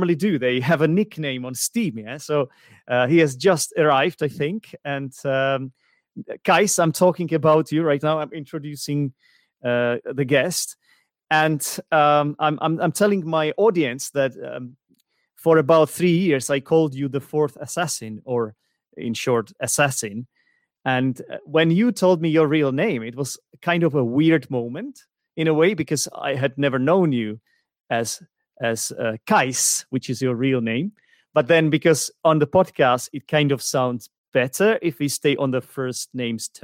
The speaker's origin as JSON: {"language": "English", "country": "Czechia", "said": "one of them is my own country, the Czech Republic"}